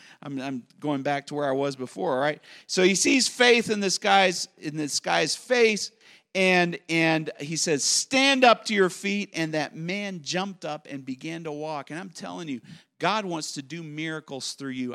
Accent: United States; I'm an American

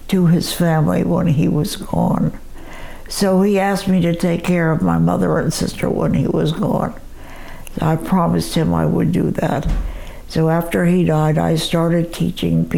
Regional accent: Greensburg, Pennsylvania, United States; also born or lived in Jeannette, Pennsylvania; Born in a little town called Jeanette, Pennsylvania.

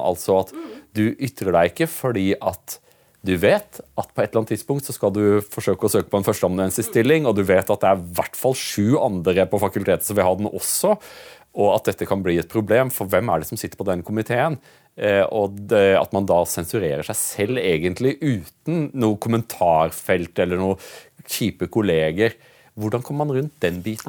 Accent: Norway; vi er nordmenn

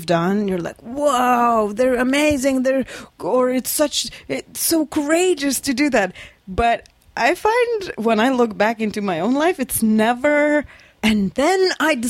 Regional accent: Lithuania; moved away as an adult; I grew up in Lithuania, Eastern European tiniest country. I spent my first 20 years of my life there.

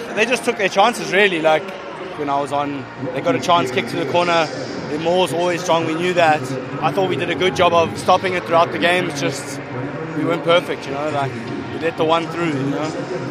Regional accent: South Africa; moved away; Made my debut against obviously my home country

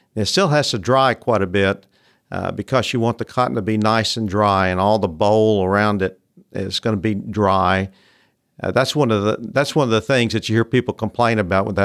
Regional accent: Memphis, Tennessee, United States; I grew up in Memphis, which is not really a, what you'd call a cotton area, but I was the first generation to grow up in the city

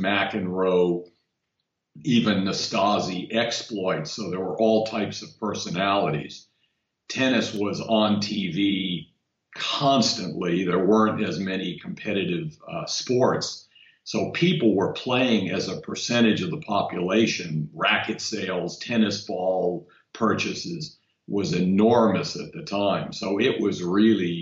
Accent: Woodmere, New York, United States; also born or lived in Queens, New York; We grew up in Woodmere, New York, which is a small town near Kennedy Airport on Long Island in New York

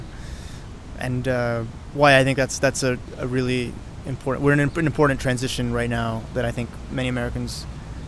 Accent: Peru; now in United States; Peru, where I was born

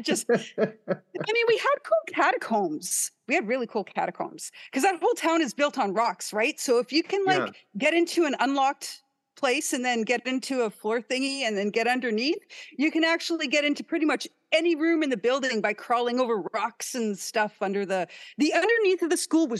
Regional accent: Ontario, Canada; also born or lived in Winnipeg / Churchill; moved to Ontario when I was still a baby. Oh, my parents were in Churchill when I was born. But I was born in Winnipeg because I was a problem birth.

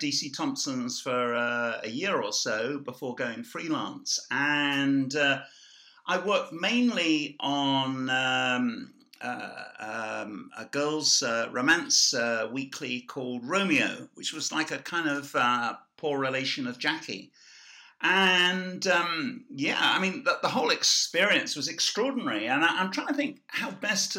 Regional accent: Ireland; I see myself as Irish

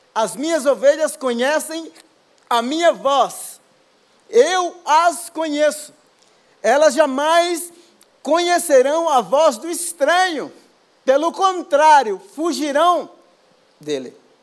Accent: Baía Formosa, Rio Grande do Norte, Brazil; moved away; also born or lived in São Paulo / England; eu sou do Rio Grande do Norte, de uma praia chamada Bahia Formosa, nasci e me criei.

